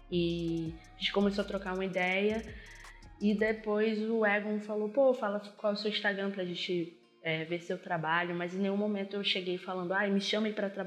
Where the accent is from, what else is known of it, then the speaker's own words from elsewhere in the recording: Arraial do Cabo, Rio de Janeiro, Brazil; born there; also born or lived in Natal; eu nasci em Arraial do Cabo, mas morava em Natal até o ano passado.